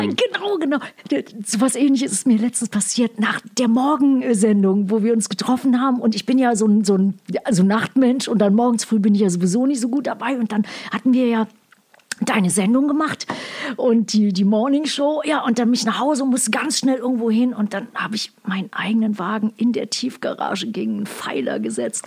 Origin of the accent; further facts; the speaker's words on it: Ruhr area, North Rhine-Westphalia, Germany; moved away as an adult; also born or lived in United States; ich bin im Ruhr Ruhrpott aufgewachsen, also mit meinem Vater